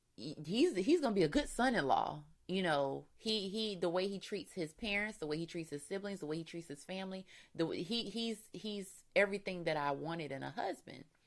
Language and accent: English; Florida, United States; We're from Florida, so you know, not much season change goes on there.